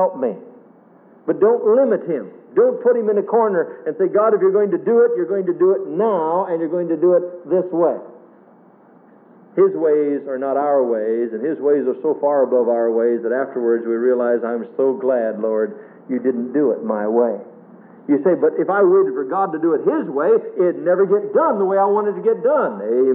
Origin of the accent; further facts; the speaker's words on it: Nebraska, United States; my hometown years ago in Nebraska